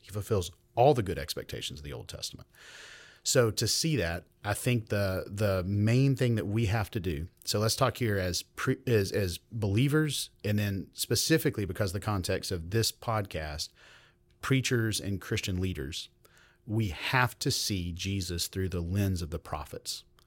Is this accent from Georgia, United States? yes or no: yes; Meriwether County, Georgia, United States; I grew up in Georgia, in Merriweather County